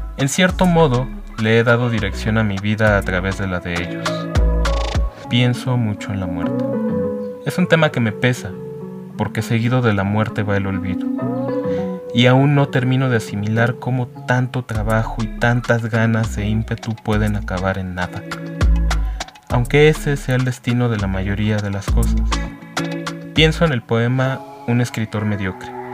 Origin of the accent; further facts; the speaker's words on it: Mexico City, Mexico; Nací en la Ciudad de México y sigo viviendo aquí.